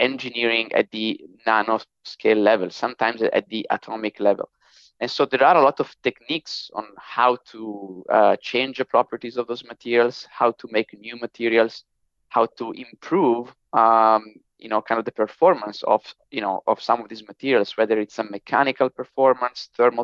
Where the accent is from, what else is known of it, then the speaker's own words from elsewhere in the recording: near Milan, Lombardy, Italy; moved away as an adult; now in United States; I grew up in the northern part of Italy, very close to Milan